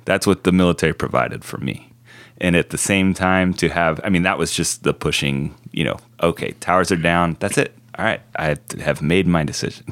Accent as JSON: {"language": "English", "town": "Oceanside", "region": "California", "country": "United States", "tie": "born or raised there", "said": "we grew up in Oceanside"}